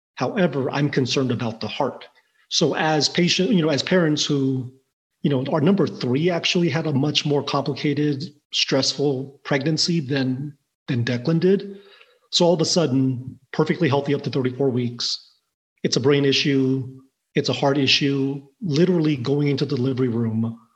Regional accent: southwest Missouri, United States; also born or lived in Taiwan; originally Taiwan, mostly raised in in small town southwest Missouri

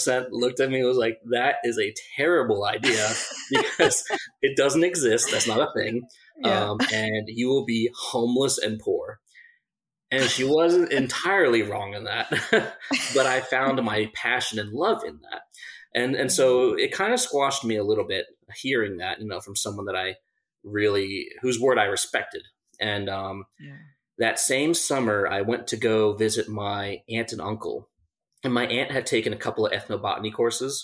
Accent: Lake Grove, New York, United States; I grew up on Long Island in Lake Grove, like right next to the center of Long Island

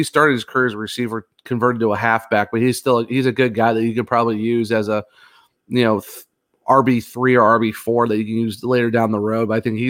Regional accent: Ravenna, Ohio, United States; also born or lived in Warren, Ohio; I'm from Northeast Ohio. I'm from, you know, I was born in Warren, which is outside of Youngstown, but I'm technically from Ravenna, Ohio, which is about half hour outside of Akron.

